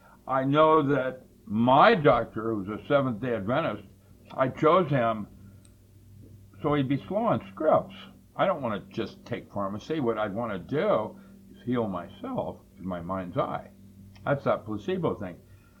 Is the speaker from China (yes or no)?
yes; China; That's when I grew up in China.